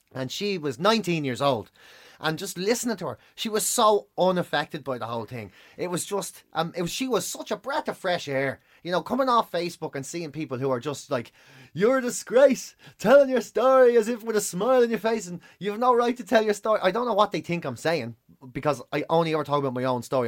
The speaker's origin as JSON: {"language": "English", "country": "Ireland", "said": "being Irish"}